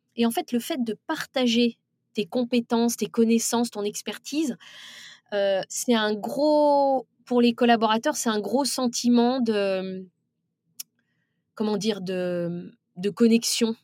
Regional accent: France; c'est les femmes de banlieue, puisque c'est de là d'où je viens

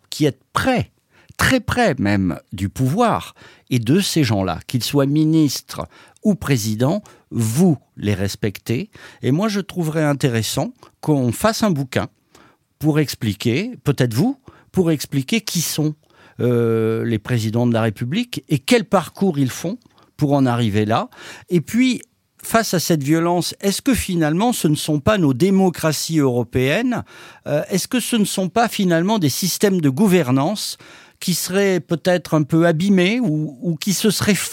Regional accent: France; c'est vrai que nous sommes, nous sommes des Français, mais quand même

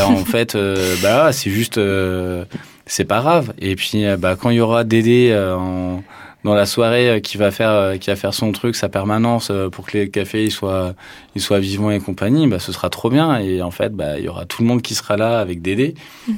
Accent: Tarn, Occitania, France; moved away; also born or lived in Toulouse; j'ai grandi dans le Tarn

